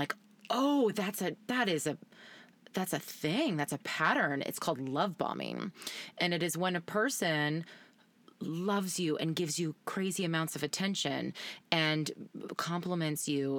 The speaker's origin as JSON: {"language": "English", "country": "Canada", "said": "I'm Canadian."}